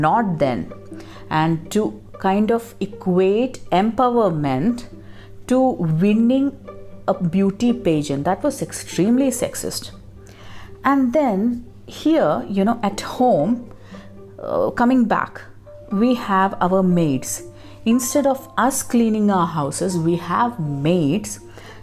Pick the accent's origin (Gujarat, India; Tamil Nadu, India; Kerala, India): Kerala, India; I come from Kerala, a relatively empowered state.